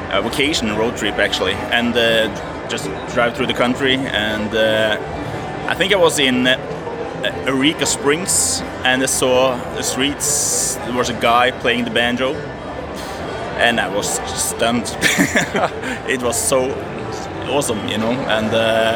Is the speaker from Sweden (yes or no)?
no; Norway; we are from Norway, and we have our background